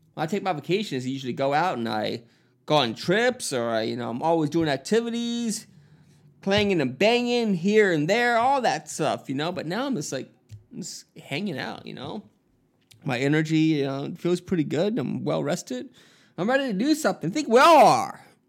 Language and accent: English; Miami, Florida, United States; moved away; my hometown in Miami, Florida